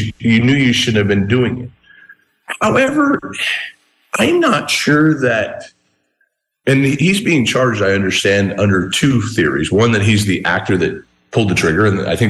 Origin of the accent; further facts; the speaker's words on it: Southern Arizona, United States; I went to Old Tucson as a kid. I grew up in Southern Arizona.